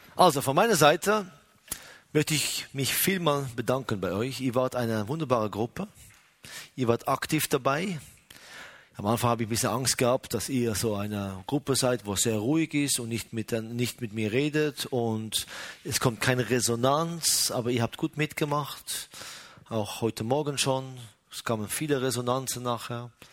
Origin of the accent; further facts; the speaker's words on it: Israel; bei uns in Israel